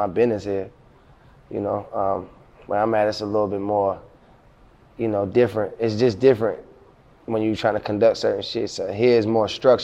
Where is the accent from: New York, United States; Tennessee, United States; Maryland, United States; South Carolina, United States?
Maryland, United States; Baltimore; now in Atlanta, United States; I'm from South Baltimore, Zone 25. My neighborhood where I'm from called Brooklyn. I mean, so like, and I was in the streets my whole life coming up